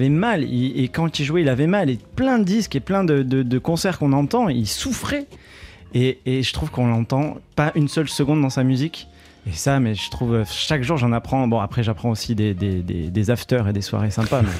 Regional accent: Nîmes, Occitania, France; Les sudistes, c'est nous les sudistes. Moi, je suis de Nîmes aussi.

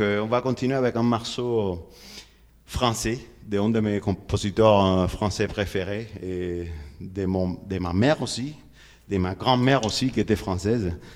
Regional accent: Havana, Cuba; French is a second language; chez moi, chez nous à La Havane

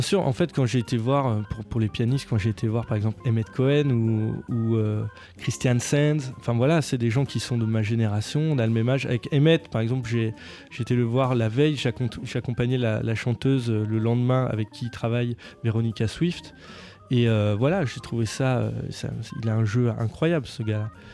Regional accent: near Beaune, Bourgogne-Franche-Comté, France; pas très loin de chez moi, à Beaune.

